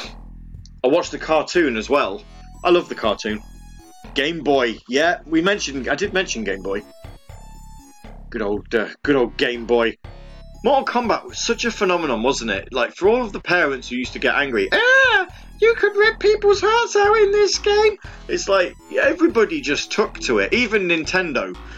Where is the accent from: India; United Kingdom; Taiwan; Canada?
United Kingdom; we're British